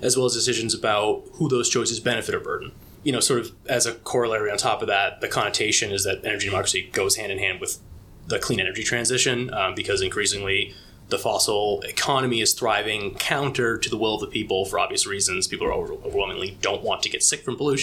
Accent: Massachusetts, United States; I grew up in Massachusetts

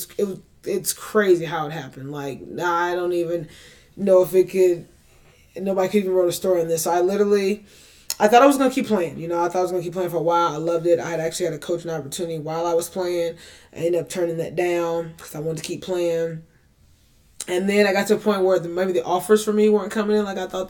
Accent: Indianapolis, Indiana, United States; I'm from Indianapolis

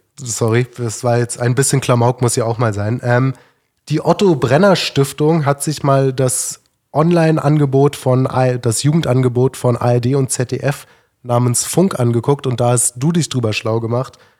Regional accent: Berlin, Germany; ich bin recht links aufgewachsen und ich komme aus Berlin

